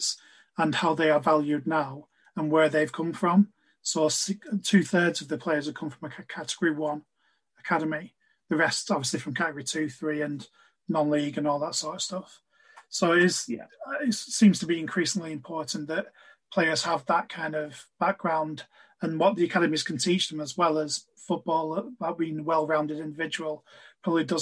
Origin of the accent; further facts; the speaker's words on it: Blackburn, North West England, United Kingdom; I was born in Blackburn